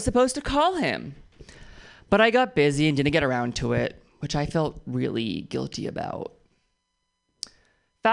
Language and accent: English; Oakland, California, United States; I'm from Oakland, which means I dodged 3 bullets